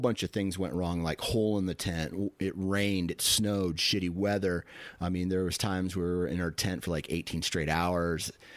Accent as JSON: {"language": "English", "region": "Iowa", "country": "United States", "said": "I'm from Iowa."}